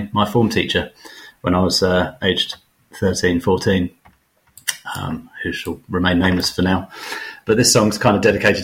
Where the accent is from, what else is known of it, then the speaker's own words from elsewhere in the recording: Hatfield, East of England, United Kingdom; also born or lived in St Albans; My dad still lives in the house that I grew up in Hatfield